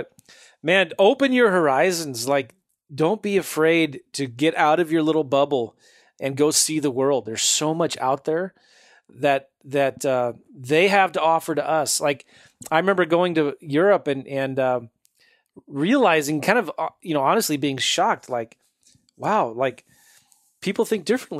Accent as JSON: {"language": "English", "country": "United States", "tie": "born or raised there", "said": "I grew up as like in America"}